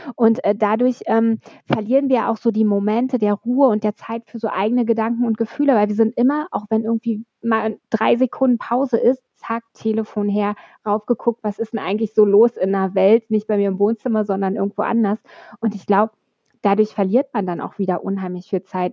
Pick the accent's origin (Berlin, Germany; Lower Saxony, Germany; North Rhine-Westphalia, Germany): Berlin, Germany; ich komme aus dem Nordosten von Berlin. Ich, ich war neun, als die Mauer gefallen ist. Wir hatten damals die Stasi